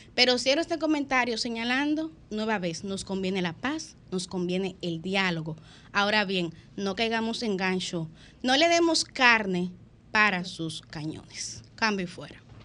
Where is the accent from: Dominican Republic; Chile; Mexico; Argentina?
Dominican Republic; como dominicanas y dominicanas